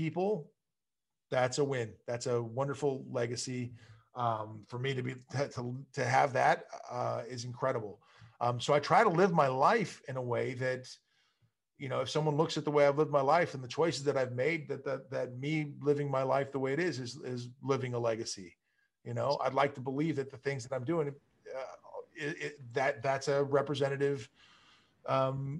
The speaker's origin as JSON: {"language": "English", "town": "Malibu", "region": "California", "country": "United States", "tie": "born or raised there", "said": "growing up in Malibu, it was it's a very small community."}